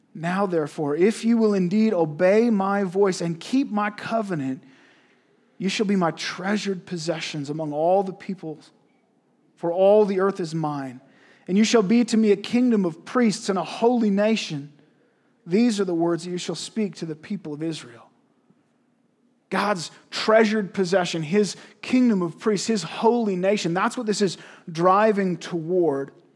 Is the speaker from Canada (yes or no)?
yes; Canada